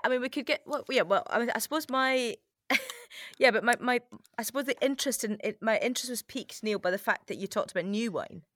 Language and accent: English; United Kingdom; as a British person